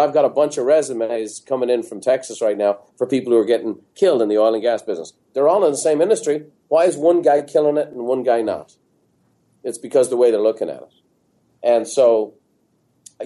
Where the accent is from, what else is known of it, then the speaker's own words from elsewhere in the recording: Dublin, Leinster, Ireland; moved away as an adult; now in San Diego, United States; growing up in Ireland